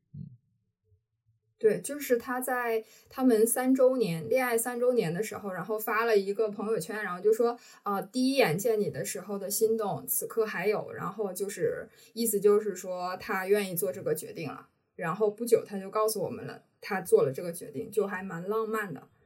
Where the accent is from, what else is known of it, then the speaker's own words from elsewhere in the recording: Harbin, Heilongjiang, China; moved away as an adult; also born or lived in Shenzhen / Sheffield; now in Shanghai, China; 我就是在哈尔滨长大，然后在上大学之前其实都，呃，生活在家里